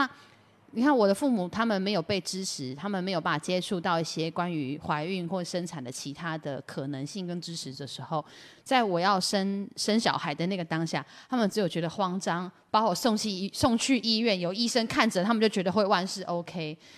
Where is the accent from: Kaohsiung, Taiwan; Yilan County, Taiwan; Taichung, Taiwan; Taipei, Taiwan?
Yilan County, Taiwan; 我们宜兰人